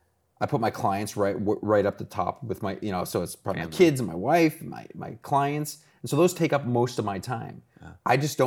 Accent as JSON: {"language": "English", "region": "Ohio", "country": "United States", "said": "I'm from Ohio."}